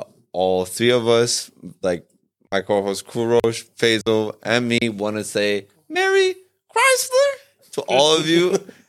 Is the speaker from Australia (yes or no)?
no; Iran; moved away; we growing up in Iran